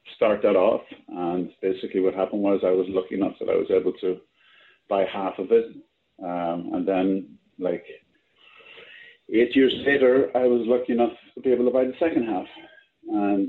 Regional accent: Ireland; now in New York, United States; I'm, I'm Irish

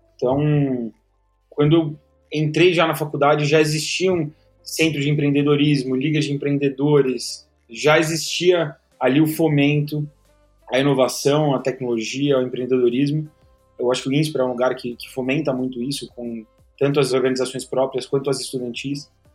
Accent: São Paulo, Brazil; Eu sou aqui de São Paulo, então nasci, cresci aqui em São Paulo

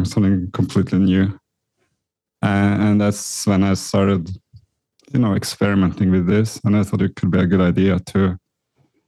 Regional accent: Norway; moved away as an adult; also born or lived in New York; I was born in Norway, Scandinavia

